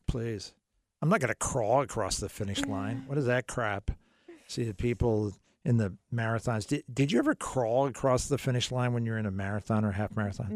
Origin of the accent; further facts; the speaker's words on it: United States; I'm an American